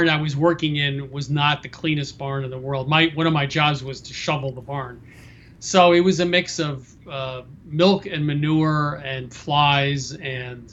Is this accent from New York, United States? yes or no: yes; Westchester County outside New York City, United States; also born or lived in Vermont; I grew up in two places outside of New York City